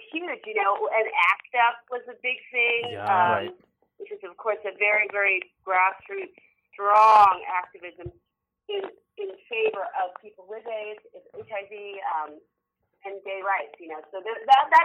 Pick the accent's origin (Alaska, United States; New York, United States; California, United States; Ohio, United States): California, United States; San Francisco; I grew up in San Francisco